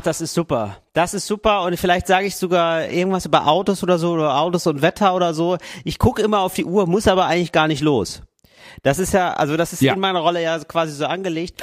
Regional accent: Germany; moved away as an adult; now in Italy; Als Deutscher aufzufallen

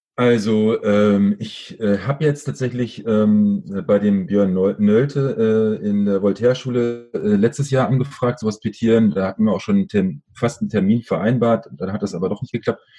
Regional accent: Berlin, Germany; aufgewachsen bin ich in Schöneberg, also der Nachbarbezirk.

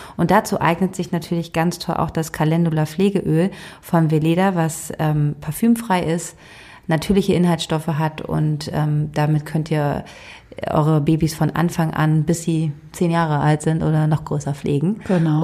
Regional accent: Schleswig-Holstein, Germany; Und ich bin in Schleswig-Holstein aufgewachsen.

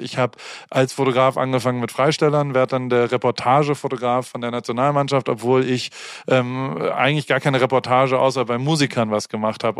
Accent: Heidelberg, Baden-Württemberg, Germany; also born or lived in Hamburg; now in Los Angeles, United States; ich bin immer noch Heidelberger

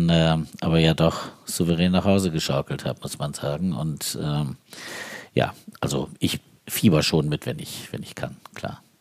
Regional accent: Uthlede, Lower Saxony, Germany; ich komme aus Udlede, wir können

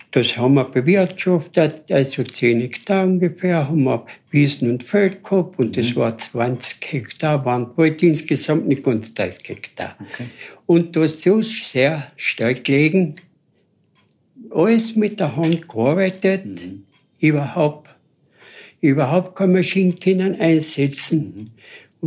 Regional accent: Mitterdorf, Carinthia, Austria; ich bin beim Päusel aufgewachsen in Mitterdorf

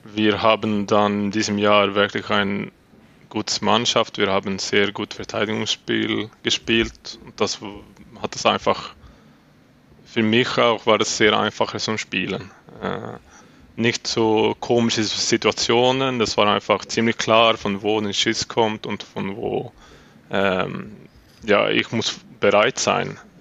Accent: Uppsala, Uppsala County, Sweden; German is a second language; moved away as an adult; now in Switzerland; Ich äh, hatte in Uppsala dann vor äh, meinem ganzen Leben gewohnt und war das aufgewachsen in Uppsala

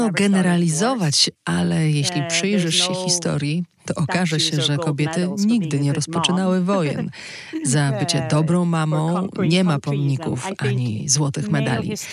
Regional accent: Norway; also born or lived in northern Norway, near the Arctic Circle / several parts of Norway; Tam się urodziłam, dorastałam w kilku częściach Norwegii aż do dziewiątego roku życia, a potem uh, wraz z mamą przeniosłyśmy się bliżej Oslo.

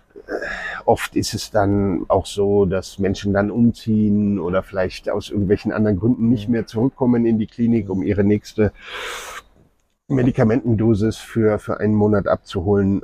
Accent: Germany; now in Nairobi, Kenya; wir auch als ja, Deutsche oder Europäer

